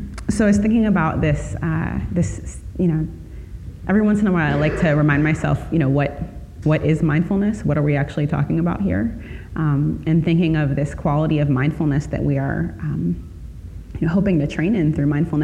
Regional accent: Chicago, Illinois, United States; I grew up in Chicago

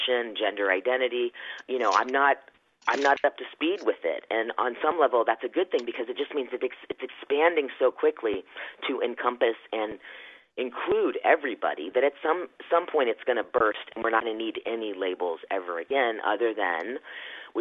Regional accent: rural Virginia, United States; moved away; also born or lived in Philippines / Los Angeles; I was in rural Virginia in the 70s and 80s

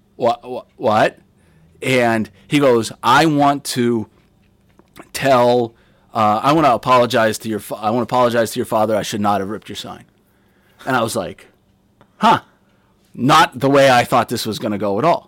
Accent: Pittsburgh, Pennsylvania, United States; I was born in Pittsburgh, Pennsylvania

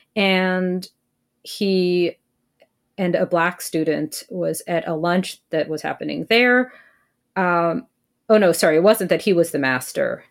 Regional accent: United States; now in Canada; I'm personally only a permanent resident here in Canada. Yeah, I'm just American.

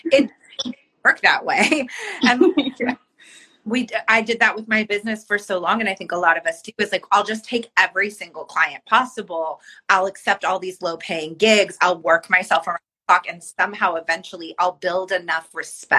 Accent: Bay Area, California, United States; I'm from the Bay Area

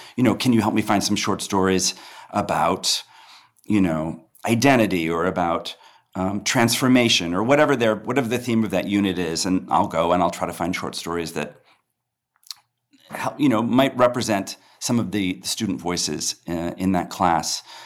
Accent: Peoria, Illinois, United States; I grew up in Peoria, Illinois

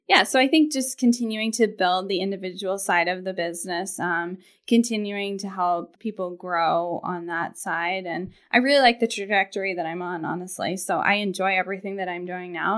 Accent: Portland, Maine, United States; also born or lived in Boston, Massachusetts; I grew up in Portland and went to Deering High School and then, um, left Maine

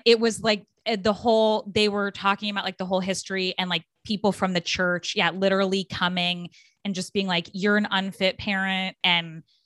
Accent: Phoenix, Arizona, United States; moved away; part of where I grew up was in Phoenix

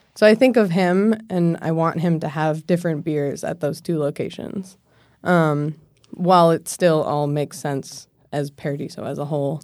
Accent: Maine, United States; moved away as an adult; now in Washington, D.C., United States; I'm from Maine originally. So I grew up there

